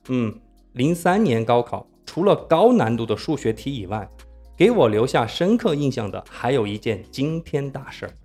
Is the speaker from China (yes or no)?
yes; Sichuan, China; 我作为四川人